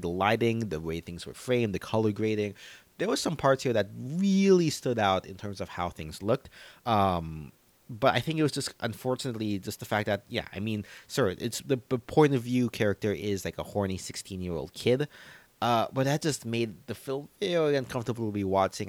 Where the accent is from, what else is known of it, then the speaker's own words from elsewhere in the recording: United States; as an American